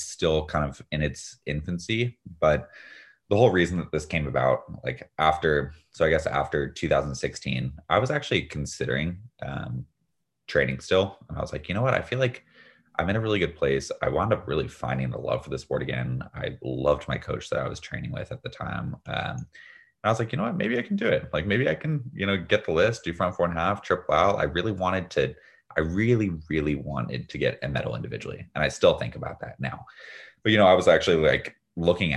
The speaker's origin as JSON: {"language": "English", "region": "Northern California", "country": "United States", "tie": "born or raised there", "said": "growing up in Northern California"}